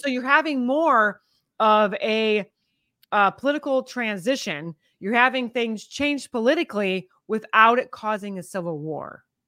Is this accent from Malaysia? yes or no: no; United States; I'm such an American, I have an American spirit and an American patriot, and I love my nation